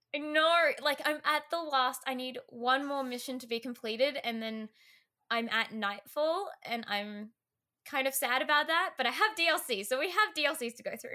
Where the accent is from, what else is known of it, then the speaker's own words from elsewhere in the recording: Australia; I'm an Australian small streamer